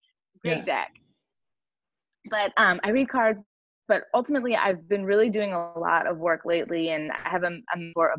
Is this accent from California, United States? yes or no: yes; San Diego, California, United States; I grew up in Southern California, so I'm from like the San Diego area of California